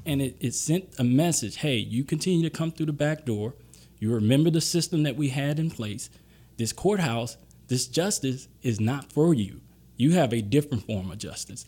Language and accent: English; Gulfport, Mississippi, United States; now in Baton Rouge, United States; I grew up in Gulfport, Mississippi for ten years during my formative years.